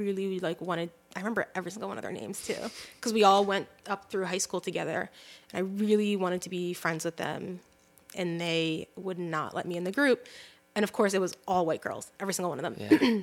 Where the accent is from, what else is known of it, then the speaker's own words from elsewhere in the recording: United States; I'm technically an American and yet like a qualified American, you know, it's like a Muslim American